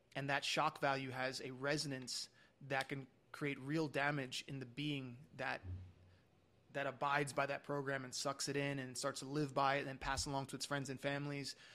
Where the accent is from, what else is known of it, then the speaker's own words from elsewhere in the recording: New York, United States; moved away; I'm from New York originally